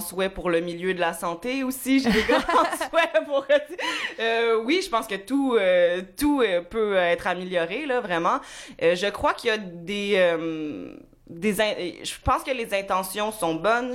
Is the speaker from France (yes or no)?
no; Montreal, Quebec, Canada; also born or lived in Bromont; je suis né à Ville-la-Salle